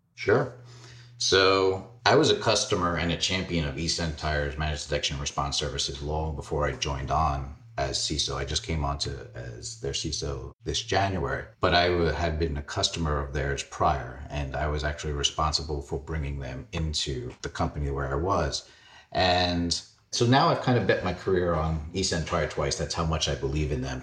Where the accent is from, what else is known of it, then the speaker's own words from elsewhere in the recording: New York City, New York, United States; I grew up in Fresh Meadows, Queens.